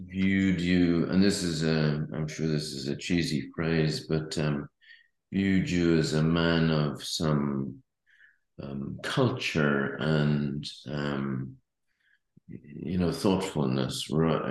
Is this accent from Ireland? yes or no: yes; Ireland; being Irish